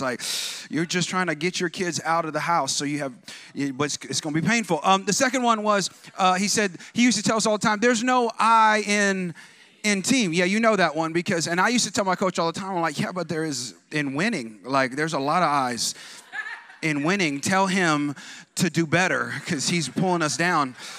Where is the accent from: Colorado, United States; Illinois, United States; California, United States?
California, United States; I'm like from California, like West Coast